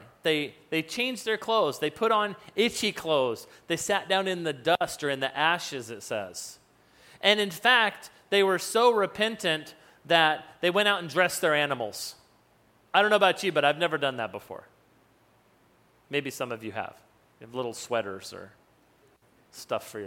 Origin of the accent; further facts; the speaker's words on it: New Mexico, United States; I grew up in New Mexico